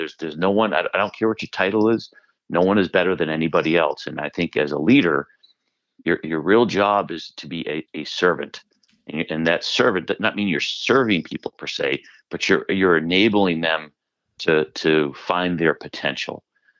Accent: Maine, United States; moved away; my being from a small town, being from Maine

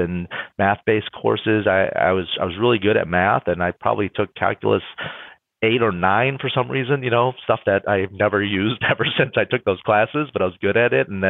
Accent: Troy, Michigan, United States; also born or lived in New Delhi, India / London, England / Rochester Hills, Michigan; we moved from Troy, Michigan to Rochester Hills, Michigan, you know, probably a 5 or 10 mile move, right? But it was right at the time where I was going into high school

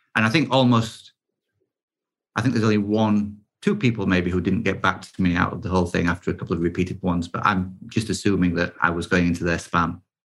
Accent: United Kingdom; I am British

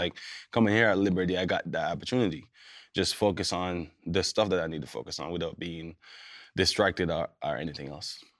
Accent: Jamaica; born or raised there; moved away as an adult; also born or lived in Kansas / Minnesota

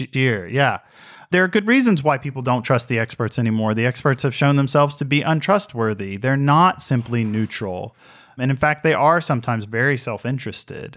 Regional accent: Mississippi, United States; I am from Mississippi

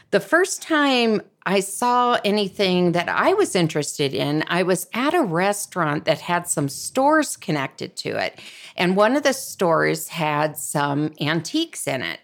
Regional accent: Columbus, Ohio, United States; where I grew up in Columbus, Ohio

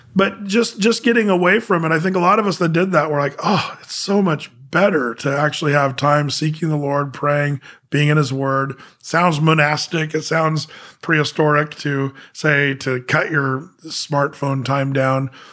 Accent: Southern Oregon, United States; moved away as an adult; now in Portland, United States; I grew up in Southern Oregon.

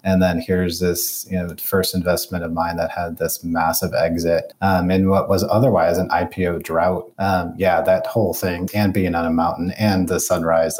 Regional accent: Detroit, Michigan, United States; you know, I come from Detroit.

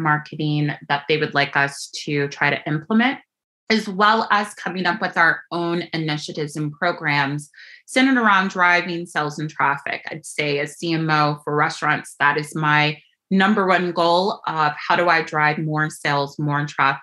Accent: Louisville, Kentucky, United States; moved away as an adult; also born or lived in Los Angeles / Chicago; I grew up in Louisville, Kentucky, and proud of those kind of Southern roots

